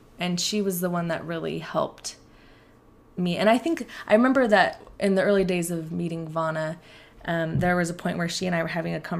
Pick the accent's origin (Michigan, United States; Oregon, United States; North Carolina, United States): Oregon, United States; Portland; moved away as an adult; also born or lived in Provo, Utah; I grew up in Portland, Oregon